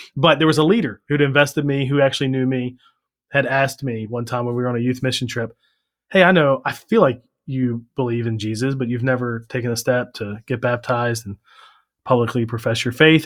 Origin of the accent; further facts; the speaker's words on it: Maryland, United States; also born or lived in Virginia; I was born in Virginia, but we moved to Maryland when I was two